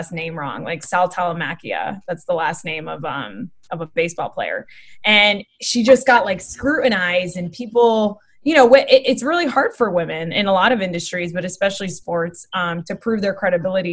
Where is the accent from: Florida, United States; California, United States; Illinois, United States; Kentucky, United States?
Florida, United States; Boca Raton; moved away as an adult; also born or lived in Miami / Coconut Creek; now in Los Angeles, United States; what I consider home is Boca Raton because we lived there the longest. That's where I went to high school